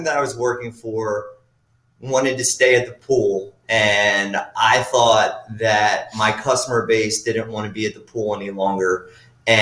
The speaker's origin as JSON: {"language": "English", "town": "Philadelphia", "region": "Pennsylvania", "country": "United States", "moved": "as an adult", "lives_now": "Atlantic City, United States", "said": "I'm from Philly. I moved down here in 2009."}